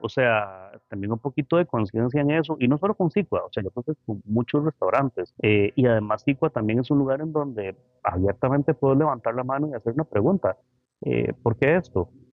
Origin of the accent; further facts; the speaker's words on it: Costa Rica; tenemos un potencial increíble, o sea, como ticos